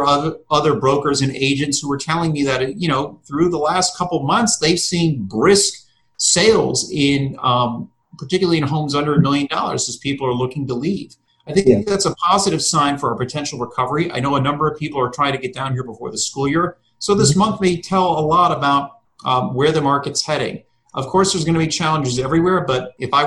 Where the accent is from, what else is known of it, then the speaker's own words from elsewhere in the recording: Fort Lauderdale, Florida, United States; now in Boca Raton, United States; I grew up in Fort Lauderdale